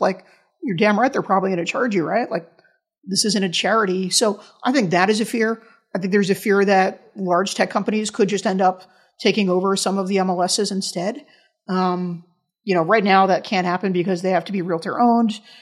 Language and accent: English; New York, United States; in my hometown in New York